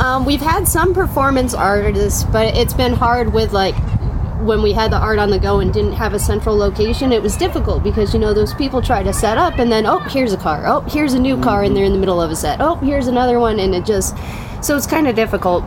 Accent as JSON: {"language": "English", "town": "Spokane", "region": "Washington", "country": "United States", "tie": "born or raised there", "said": "I grew up around Audubon area"}